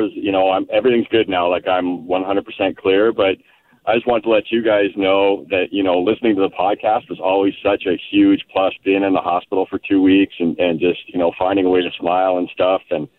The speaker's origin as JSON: {"language": "English", "town": "Toronto", "region": "Ontario", "country": "Canada", "tie": "born or raised there", "also_born_or_lived": "Montreal, Quebec", "said": "I was born in Montreal, and I was never, my parents never really focused on teaching me French, because we moved to Toronto when I was young"}